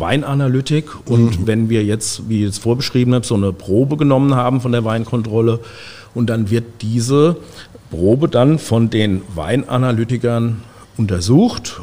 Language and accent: German; Guntersblum, Rhineland-Palatinate, Germany; bin aufgewachsen in Guntersblum